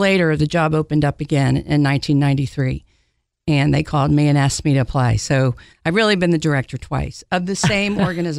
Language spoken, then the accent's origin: English; Maryland, United States; now in Knoxville, United States; Well, home is Maryland, mainly outside of D.C. And I've been here since 1983, so I love Knoxville.